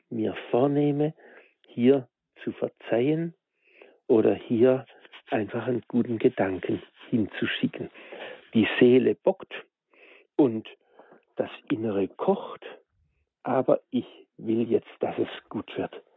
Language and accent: German; Germany; bei uns in Deutschland